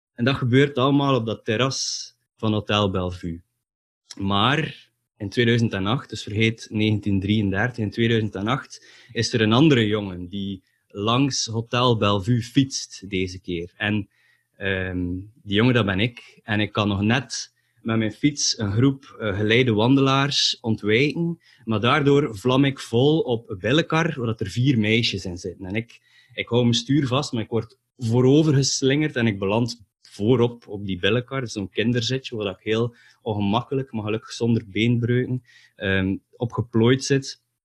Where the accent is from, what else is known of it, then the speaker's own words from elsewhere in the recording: Ostend, Flanders, Belgium; now in Bredene, Belgium; ik ben in Oostende geboren. En ik heb daar ook eh, het nodige aantal dagen gesleten in een of ander katholiek college